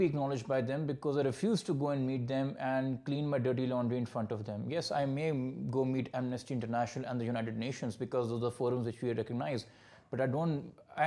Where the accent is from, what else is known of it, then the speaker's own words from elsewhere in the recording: Pakistan; as a Pakistani, as a fellow citizen